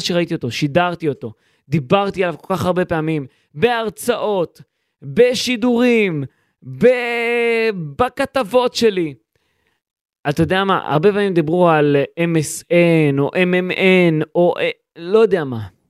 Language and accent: Hebrew; Israel; אני ישראלי